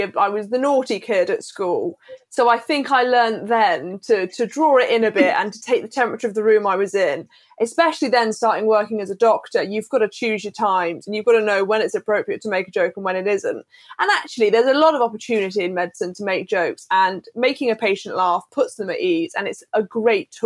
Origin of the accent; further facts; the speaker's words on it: Bristol, South West England, United Kingdom; now in Manchester, United Kingdom; I'm originally from Bristol, but I now live in Manchester